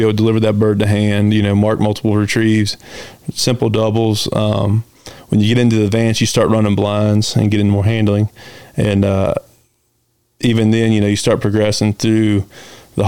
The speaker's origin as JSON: {"language": "English", "area": "Blue Ridge", "region": "Southern Virginia", "country": "United States", "tie": "born or raised there", "said": "I grew up hunting here around the Blue Ridge in Southern Virginia."}